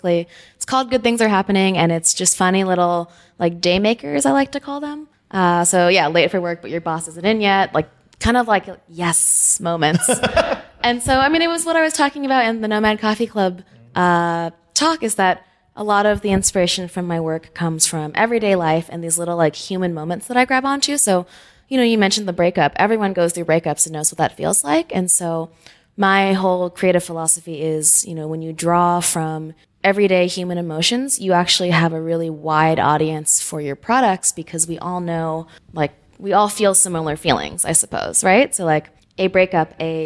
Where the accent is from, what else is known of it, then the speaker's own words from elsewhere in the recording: California, United States; moved away; also born or lived in New York; I'm from California too. It's a fairly diverse place, but yeah, I mean, my hometown was primarily Caucasian and an Asian